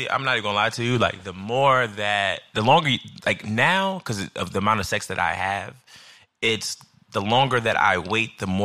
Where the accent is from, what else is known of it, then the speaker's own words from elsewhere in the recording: Midwest, United States; Like I'm from the Midwest, so essentially we court by nature.